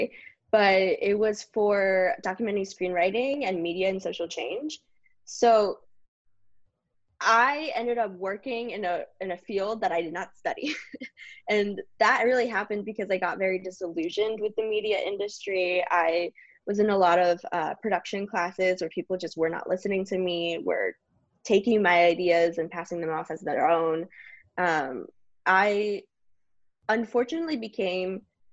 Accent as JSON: {"language": "English", "town": "Blue Ash", "region": "Ohio", "country": "United States", "tie": "born or raised there", "also_born_or_lived": "Mexico", "said": "I grew up in Blue Ash"}